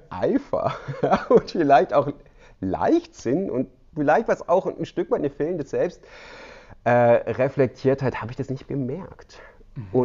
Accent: Baden-Württemberg, Germany; Ich komme aus dem Südschwarzwald und ja, das ist noch so ein bisschen ländlicher

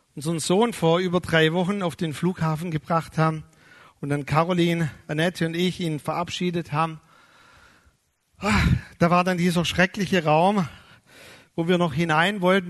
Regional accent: Germany; wir als Deutsche

